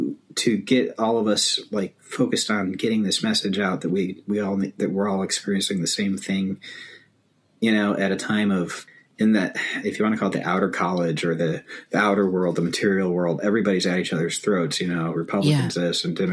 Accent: East Gary, Indiana, United States; born there; now in Minneapolis, United States; And he was born in Austin. And I was born in East Gary.

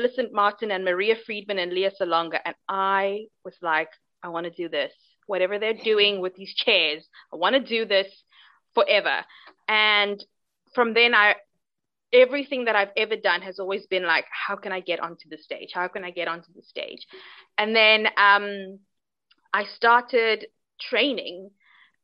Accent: Cape Town, Western Cape, South Africa; I'm from Cape Town in South Africa. That's where I am right now.

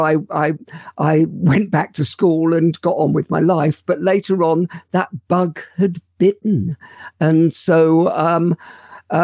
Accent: London, United Kingdom; I grew up in London. I was born in Paddington.

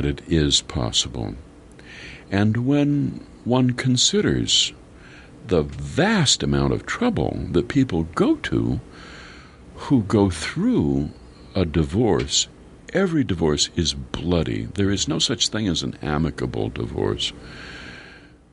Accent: Minnesota, United States; we're both from Minnesota and went to the University of Minnesota

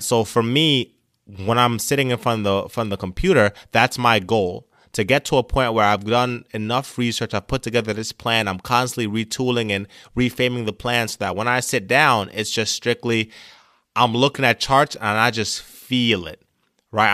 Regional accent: Jamaica; moved away; I came from Jamaica as an immigrant

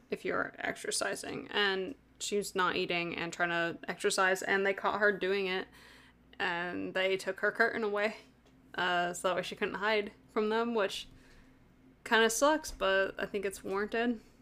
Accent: United States; I'm American.

